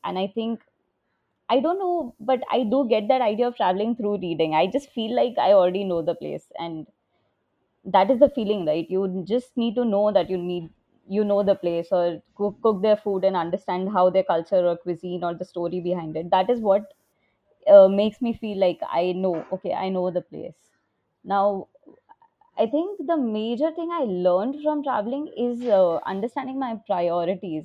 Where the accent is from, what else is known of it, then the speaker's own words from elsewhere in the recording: Mumbai, Maharashtra, India; now in Bangalore, India; I'm from Mumbai, so we would go to Mahabaleshwar or Lonavala